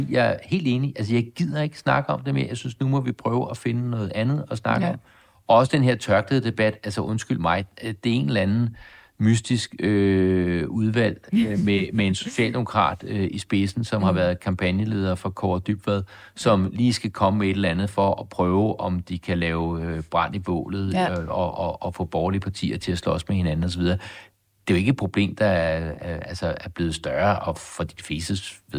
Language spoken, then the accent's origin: Danish; Denmark; jeg er dansker, og jeg er stolt af at være dansker.